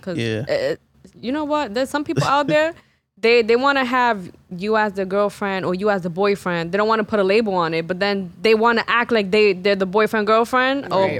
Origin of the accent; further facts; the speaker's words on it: New York City, New York, United States; I'm from the Bronx.